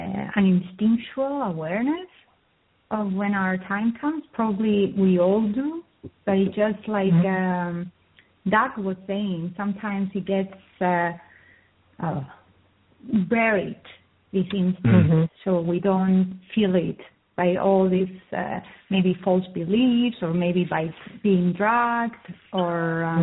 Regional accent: Cyprus; Even I come from Cyprus, and I grew up in a village

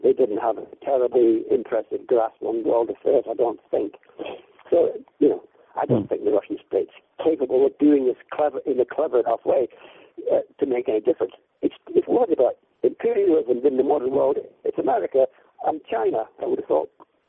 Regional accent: Edinburgh, Scotland, United Kingdom; I mean, when I was growing up in Edinburgh in the 60s, the SNP were a joke.

